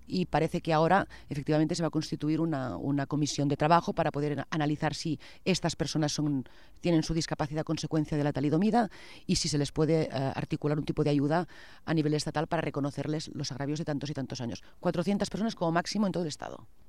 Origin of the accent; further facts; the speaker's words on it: Catalonia, Spain; como catalanes